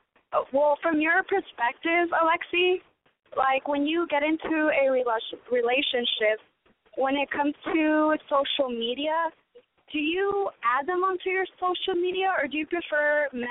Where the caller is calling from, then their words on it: Orange County, California, United States; I am calling from Orange County.